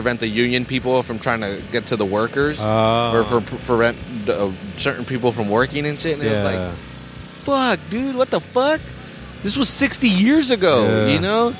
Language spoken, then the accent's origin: English; Salinas, California, United States; that's my hometown